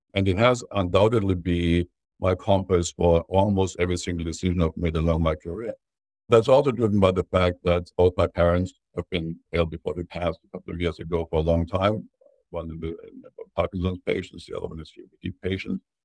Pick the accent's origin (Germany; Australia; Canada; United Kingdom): Germany; growing up in Germany